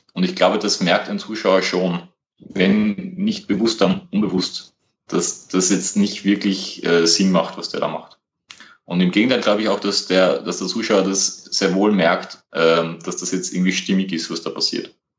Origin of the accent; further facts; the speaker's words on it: Vienna, Austria; ich komme aus Österreich, aus der Nähe von Wien